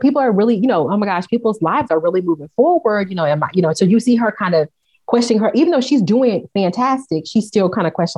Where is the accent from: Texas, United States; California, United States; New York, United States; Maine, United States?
Texas, United States; Dallas; I'm from South Dallas, Oak Cliff